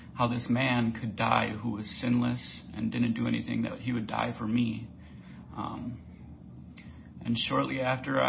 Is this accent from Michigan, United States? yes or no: no; St. Paul, Minnesota, United States; moved away as an adult; now in California, United States; I was born and raised in St. Paul, Minnesota